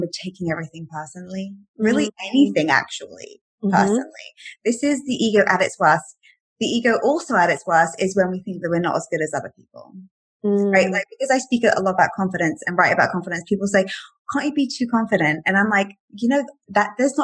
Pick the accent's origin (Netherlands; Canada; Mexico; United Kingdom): United Kingdom; England; now in Miami, United States; I'm from England